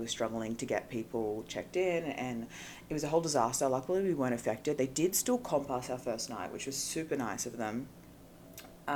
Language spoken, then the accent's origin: English; Australia; accent: Australian; moved away as an adult; now in Los Angeles, United States; my Australian accent